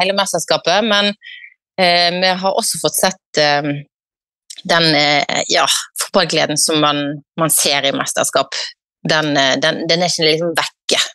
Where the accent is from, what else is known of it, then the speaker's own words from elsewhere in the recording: Norway; hjemme i Norge